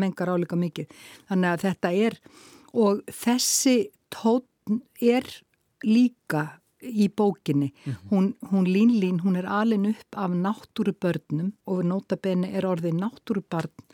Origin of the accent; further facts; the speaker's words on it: Akranes, Western Region, Iceland; heimabænum mínum Akranissi